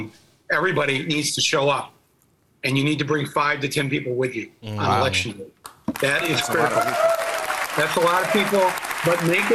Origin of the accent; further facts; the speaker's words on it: Midwest, United States; I'm out, I'm around, I'm from the Midwest